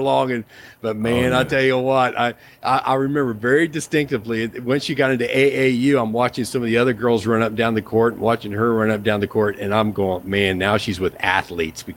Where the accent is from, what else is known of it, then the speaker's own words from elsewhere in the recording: Midwest, United States; I grew up in the Midwest